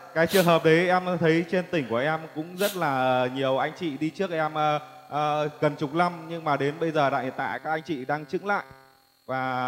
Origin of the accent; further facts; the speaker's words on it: Thai Nguyen, Vietnam; Tôi đến từ Thái Nguyên